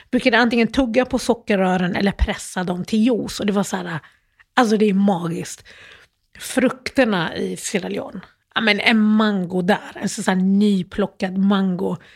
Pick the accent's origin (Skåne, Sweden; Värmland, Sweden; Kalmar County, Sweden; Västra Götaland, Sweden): Skåne, Sweden; Malmö; moved away; Och, så då växte jag upp i Malmö. Och jag flyttade från Malmö för typ 19 år sedan.